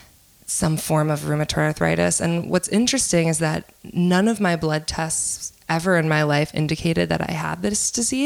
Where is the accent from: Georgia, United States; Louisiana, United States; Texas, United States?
Louisiana, United States; New Orleans; I'm from here. I'm from New Orleans